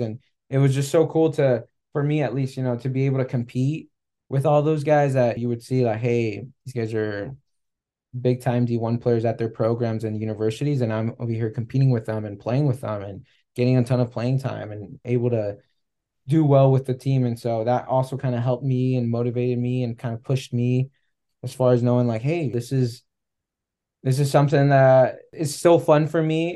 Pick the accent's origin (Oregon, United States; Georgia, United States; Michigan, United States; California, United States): California, United States; moved away as an adult; also born or lived in Arizona / Kansas City; growing up in California